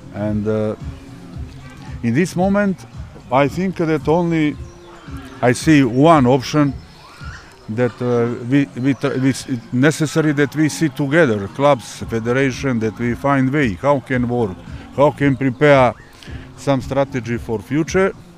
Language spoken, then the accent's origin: English; Montenegro; English is a second language; moved away; In country where I come from Montenegro example we are a small country, 650,000 people.